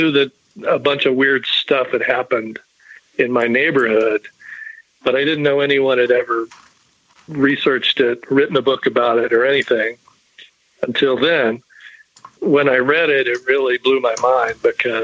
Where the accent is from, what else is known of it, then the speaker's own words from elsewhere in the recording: Charleston, West Virginia, United States; I was in my hometown of Charleston, West Virginia